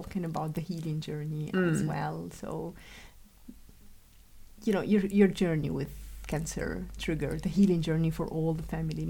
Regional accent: Algeria; I came from Algeria and you embraced me and my family and you flooded us with love and acceptance.

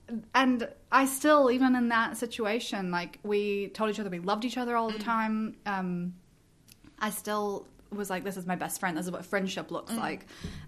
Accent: the South, United States; my growing up in the South largely impacted that.

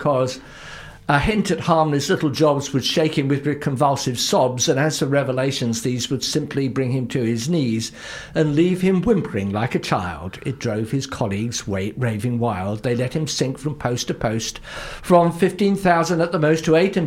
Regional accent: Luton, East of England, United Kingdom; moved away as an adult; now in New Zealand; I'm originally English, and I come from one of the least distinguished towns in all of England, Luton

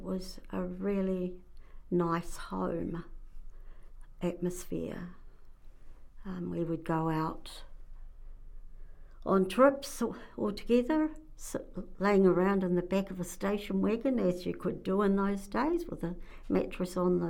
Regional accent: Wellington, New Zealand; born there; I was born in Wellington in April 48.

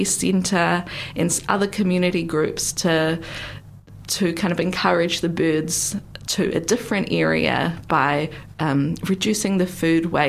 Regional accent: North Island, New Zealand; now in Otago, New Zealand; I'm much more from the North Island

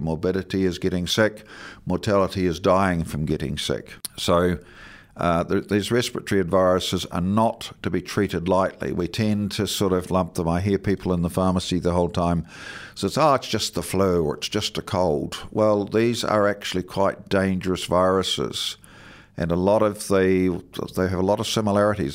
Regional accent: Southland, New Zealand; now in Dunedin, New Zealand; growing up in Southland in the, in the sixties and seventies

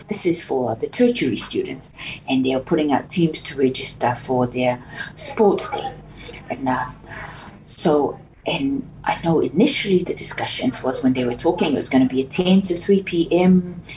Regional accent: Samoa; now in Dunedin, New Zealand; growing up in Samoa, and you're always proud as a proud Samoan growing up

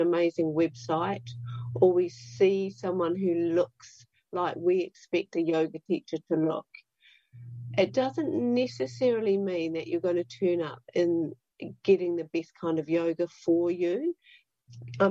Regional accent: Dunedin, Otago, New Zealand; I'm from Dunedin

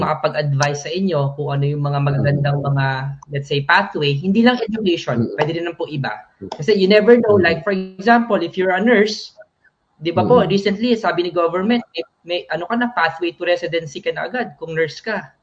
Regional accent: Manila, Metro Manila, Philippines; moved away as an adult; also born or lived in San Fernando, Pampanga; now in Palmerston North, New Zealand; I grew up uh, in Manila na, sa Manila

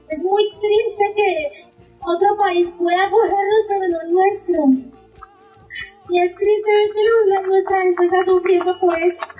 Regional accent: Colombia; now in New Zealand; Nunca tuve la oportunidad de estudiar en mi país

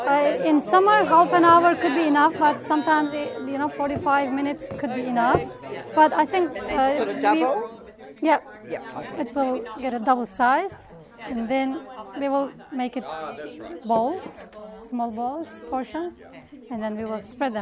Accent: Istanbul, Turkey; English is a second language

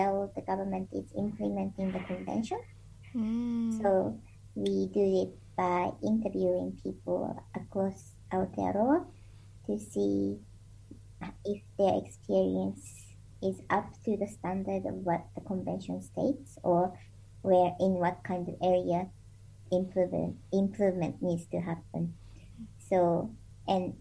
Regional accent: Japan; moved away as an adult; also born or lived in New Zealand; now in Dunedin, New Zealand; I'm originally from Japan, and I came to New Zealand in 2011

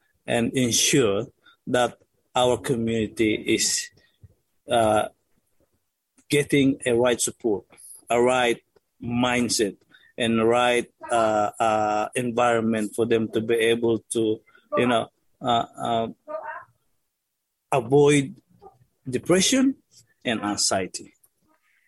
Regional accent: Philippines; now in Dunedin, New Zealand; as a Filipino

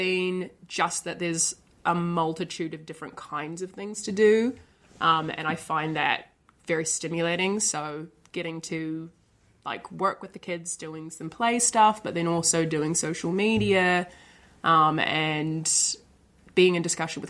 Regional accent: Dunedin, Otago, New Zealand; I come from Dunedin. I've grown up here and been here my whole life.

